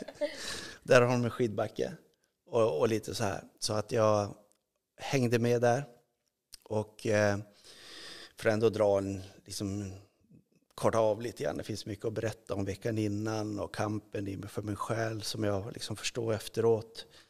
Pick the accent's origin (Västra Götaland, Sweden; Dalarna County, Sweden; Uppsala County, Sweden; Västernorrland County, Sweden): Västernorrland County, Sweden; Örnsköldsvik; moved away; jag växte upp i Övik